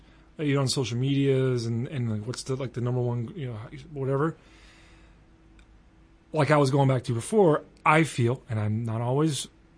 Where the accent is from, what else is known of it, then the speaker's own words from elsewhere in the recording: the South, United States; accent: country accent; I'm from the South too.